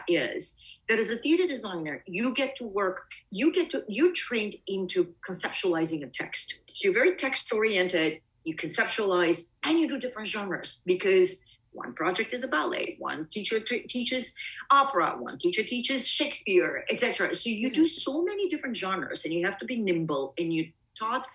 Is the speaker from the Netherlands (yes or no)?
no; Bulgaria; also born or lived in Greece / East Coast, United States; now in United States; I was born in Bulgaria, but my family and I left